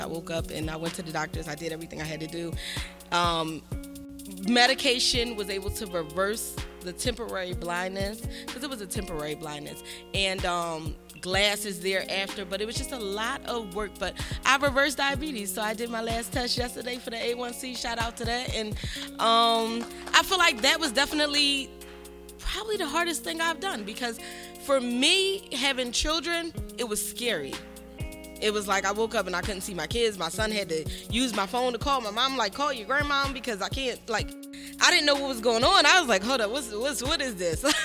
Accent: Philadelphia, Pennsylvania, United States; I'm from Philadelphia. You know, I'm Philadelphia native, born and raised

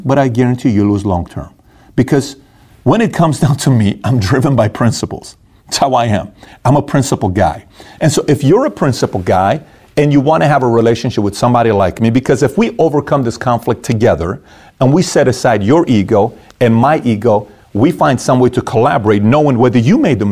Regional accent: Iran; moved away; I'm from Iran

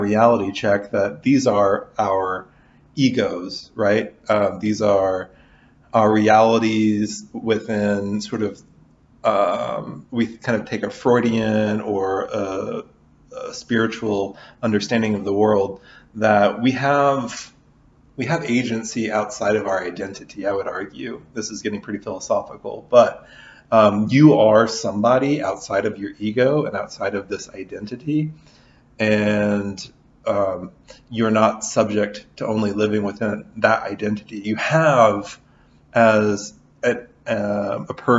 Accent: Southern Illinois, United States; also born or lived in Kentucky; now in Lawrence, United States; I'm from Southern Illinois originally

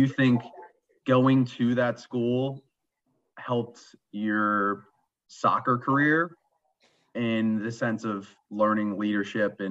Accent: Wayne, Pennsylvania, United States; I grew up in Wayne

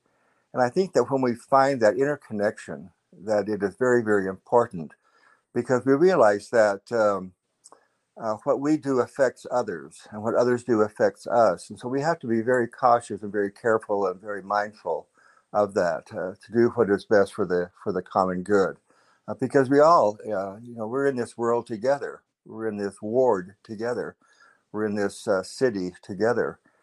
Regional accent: southeastern Idaho, United States; moved away as an adult; when I was growing up in Idaho on a farm in southeastern Idaho

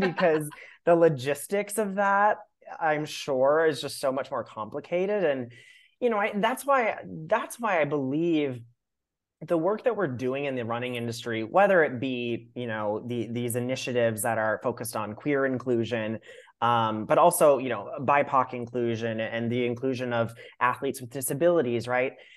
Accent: Minnesota, United States; I grew up in Minnesota

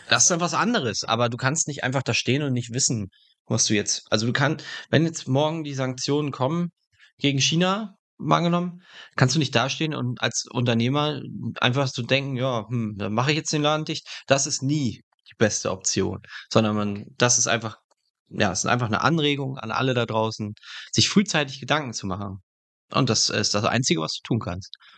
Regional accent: Germany; dass wir als Deutsche so solidarisch sind

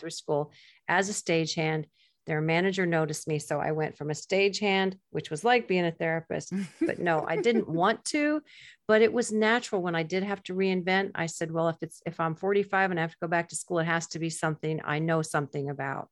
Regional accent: Gulf Coast of Florida, United States; I grew up on the Gulf Coast of Florida

